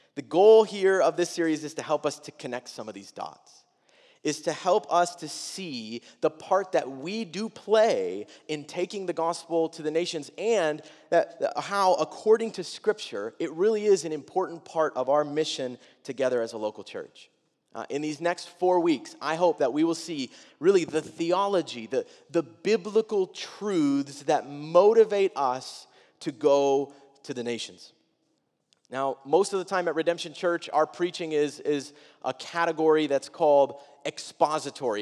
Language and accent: English; Wisconsin, United States; I'm fourteen. I'm from Wisconsin.